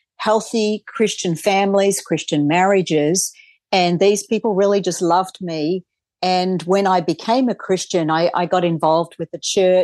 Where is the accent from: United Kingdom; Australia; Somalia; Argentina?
Australia; moved away; I grew up in Australia